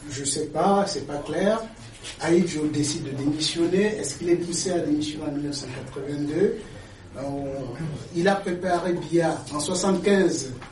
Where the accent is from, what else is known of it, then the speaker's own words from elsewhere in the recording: Cameroon; je suis camerounais.